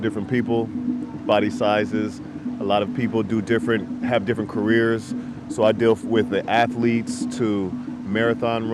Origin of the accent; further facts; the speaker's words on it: San Jose, California, United States; I'm from San Jose, California